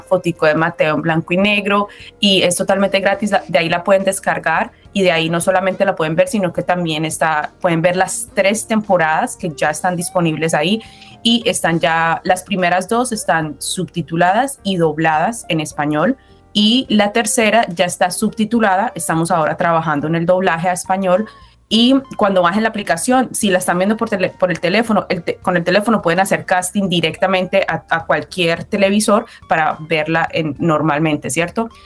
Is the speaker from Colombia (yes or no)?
yes; Colombia; yo soy colombiana